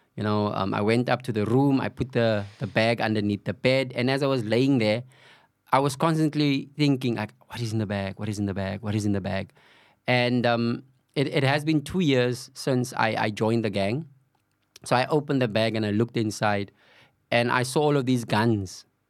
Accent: Cape Town, Western Cape, South Africa; I was born and bred on the Cape Flats. Uh, Valhalla Park, um, is my home

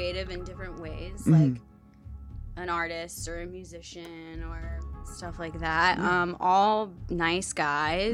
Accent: New Jersey, United States; moved away as an adult; now in Los Angeles, United States; I grew up in New Jersey. I've been in LA for 11 or 12 years

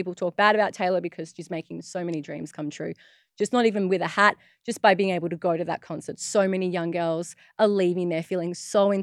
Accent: Adelaide, South Australia, Australia; I'm from Adelaide, and it's known that we speak the Queen's English

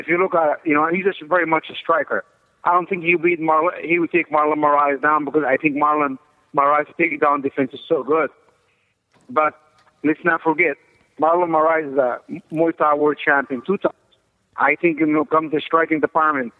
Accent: Egypt; moved away as an adult; also born or lived in Colorado Springs, Colorado; I'm originally from Egypt

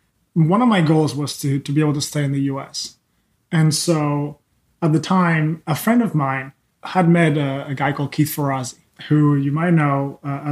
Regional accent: Spain; also born or lived in England / Philadelphia; now in California, United States; I'm born and raised in Spain.

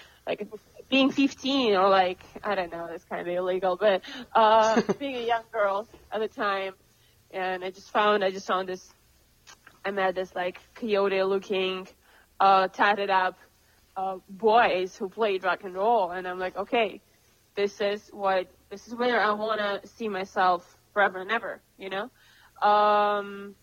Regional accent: Moscow, Russia; moved away as an adult; also born or lived in Cambridge, United Kingdom / London, United Kingdom / New York, United States; now in Los Angeles, United States; I come from Moscow

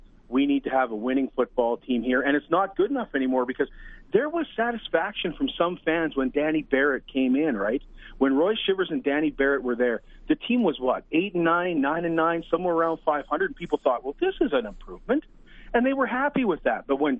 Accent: Saskatchewan, Canada; you just remember your roots from growing up in Saskatchewan. And you're proud of where you came from.

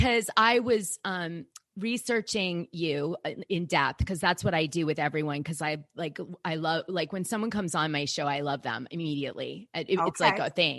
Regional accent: Boston, Massachusetts, United States; in Boston, I grew up with a very strong Italian side

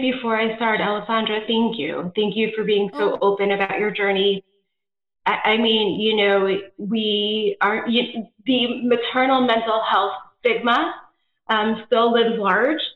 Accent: East Coast, United States; moved away as an adult; also born or lived in Georgia / Nebraska; now in California, United States; my husband and I, um, are actually both East Coasters originally. We live in California now

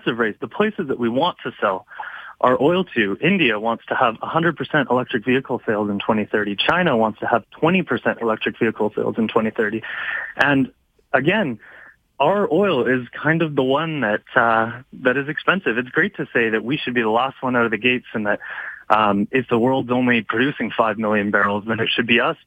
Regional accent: Alberta, Canada; I'm from Alberta

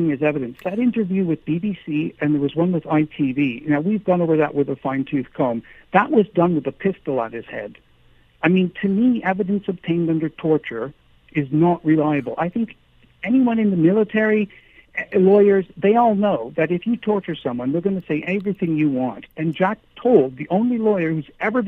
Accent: Canada; now in United Kingdom; my wife and I are both Canadian

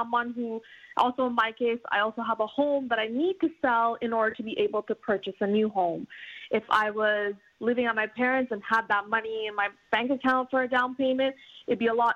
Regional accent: Montreal, Quebec, Canada; now in Vaudreuil, Canada; where I grew up in the West Island

